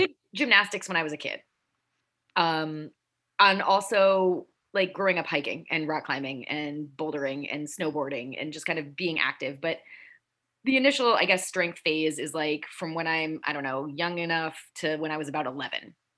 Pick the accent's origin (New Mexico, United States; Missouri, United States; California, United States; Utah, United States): Utah, United States; Salt Lake City; moved away as an adult; also born or lived in Delaware / Boston; now in New York, United States; I was born in Delaware. Uh, lived there till I was 10, and then my parents moved us to Salt Lake City, Utah. So oh. I spent my formative years out west um, from when I was 10 to when I was 18